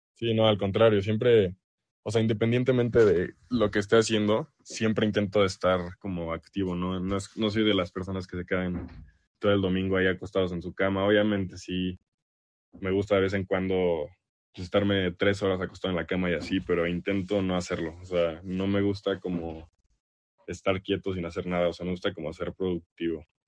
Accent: Mexico; accent: Mexican; also born or lived in El Salvador; mi familia es del Salvador, pero yo nací aquí en México, entonces aquí en México, por lo menos en el ambiente en el que crecí

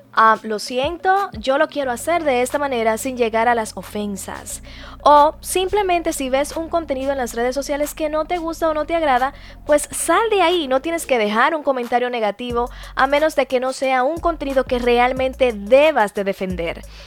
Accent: Dominican Republic; nosotros somos dominicanos

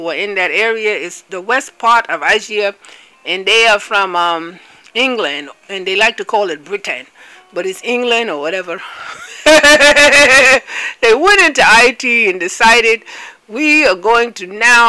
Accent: Nigeria; I'm from Biafra

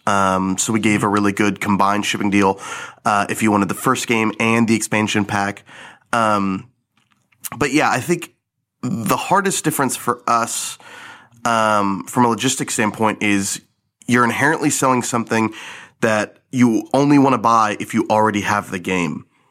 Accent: Garland, Texas, United States; I grew up in Garland, Texas, a small suburb of Dallas

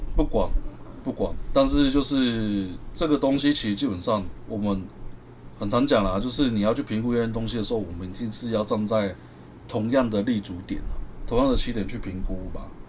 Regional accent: Taiwan; 我们台湾人的心态

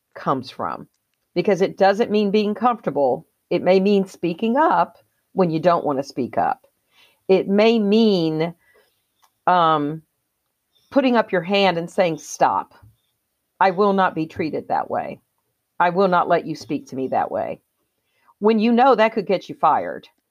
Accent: the South, United States; I was raised in the South

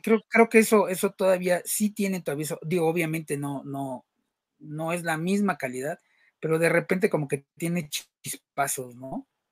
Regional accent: Mexico; nosotros que somos mexicanos

